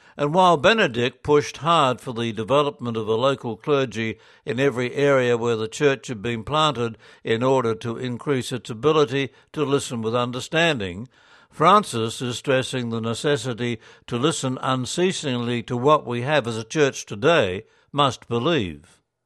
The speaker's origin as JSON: {"language": "English", "country": "Australia", "said": "as Australian Catholics"}